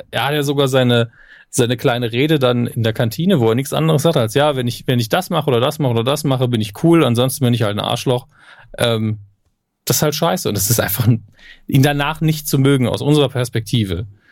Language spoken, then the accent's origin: German; Germany; bei uns in Deutschland